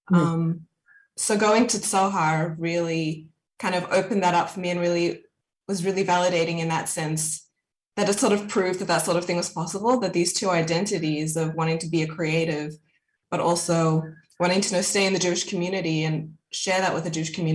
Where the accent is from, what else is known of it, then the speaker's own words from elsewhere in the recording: Sydney, New South Wales, Australia; also born or lived in Johannesburg, South Africa / America; I grew up in Sydney